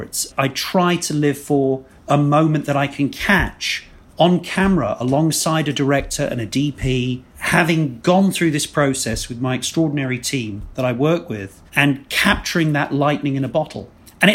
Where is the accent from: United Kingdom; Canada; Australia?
United Kingdom; England; two English guys